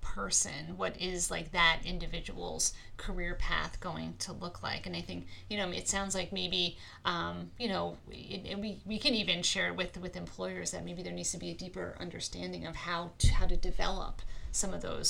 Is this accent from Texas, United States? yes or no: no; New York, United States; moved away as an adult; now in Northeast Pennsylvania, United States; I came to Pennsylvania to go to school. I'm from New York originally.